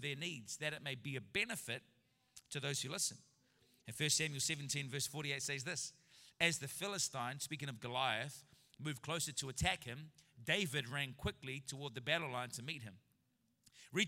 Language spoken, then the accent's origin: English; New Zealand; I'm a New Zealander en route to Canada. As a Kiwi